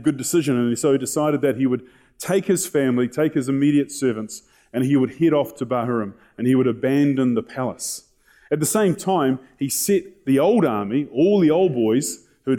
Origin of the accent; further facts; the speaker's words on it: New Zealand; they asked us where we're from, and we said, oh, we're from New Zealand